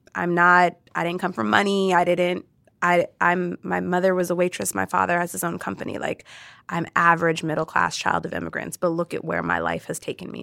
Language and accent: English; Orange County, California, United States; I grew up in Orange County.